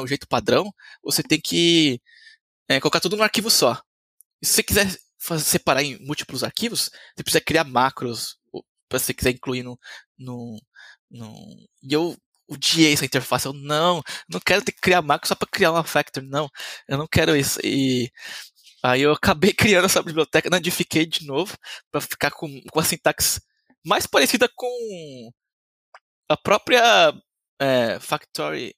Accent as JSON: {"language": "Portuguese", "town": "Diadema", "region": "São Paulo", "country": "Brazil", "tie": "born or raised there", "said": "E eu sou brasileiro, nasci em Diadema, em, em São Paulo."}